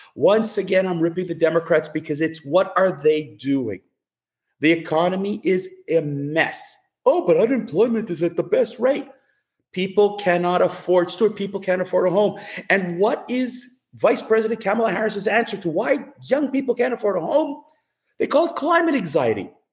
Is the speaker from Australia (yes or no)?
no; Canada; as a Canadian